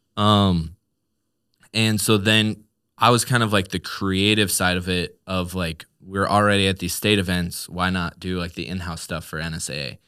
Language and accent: English; Newark, Nebraska, United States; born and raised in Newark, Nebraska, and that's just kinda been where I've called home for my whole life